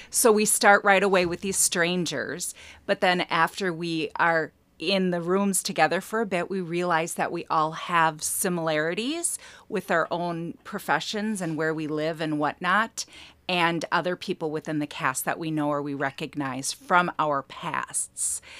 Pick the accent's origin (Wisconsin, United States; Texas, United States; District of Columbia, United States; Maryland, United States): Wisconsin, United States; Wausau; now in Elk River, United States; originally Wassa, Wisconsin